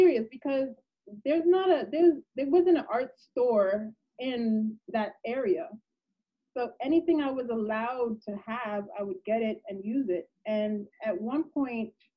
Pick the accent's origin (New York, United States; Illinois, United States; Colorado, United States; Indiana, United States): New York, United States; New York City; I'm in New York. Wow. But I'm from Lower East Side, Manhattan.